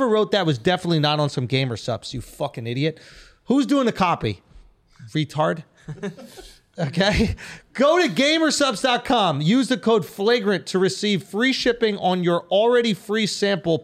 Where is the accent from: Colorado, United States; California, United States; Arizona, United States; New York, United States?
New York, United States; I'm from New York